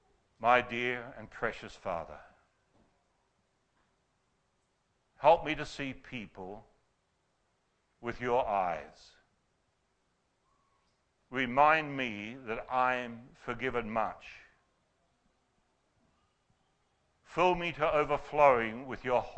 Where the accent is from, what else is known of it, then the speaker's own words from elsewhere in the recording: Australia; as Aussie men and women